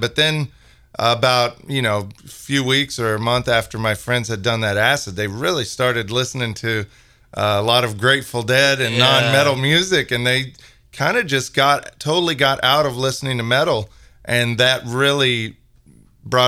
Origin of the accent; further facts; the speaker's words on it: Kansas, United States; in the early 90s, growing up in Kansas